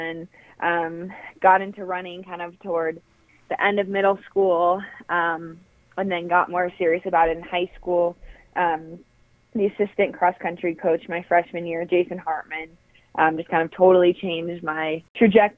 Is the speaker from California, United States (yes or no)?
no; Colorado, United States; I'm originally from Colorado